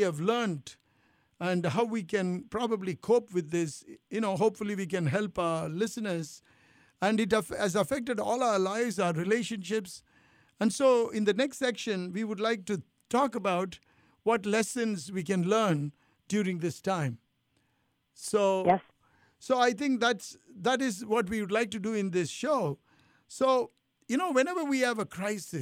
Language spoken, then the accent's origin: English; India; also born or lived in Italy; now in United States